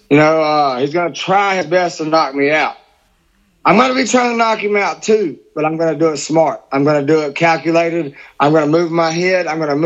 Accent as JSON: {"language": "English", "town": "Biloxi", "region": "Mississippi", "country": "United States", "tie": "born or raised there", "said": "this is in my hometown"}